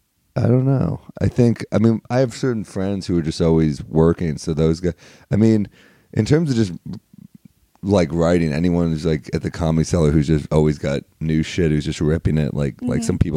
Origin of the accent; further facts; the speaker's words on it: New York City, New York, United States; I was born in New York. What part? Originally Flatiron, then the Upper East Side.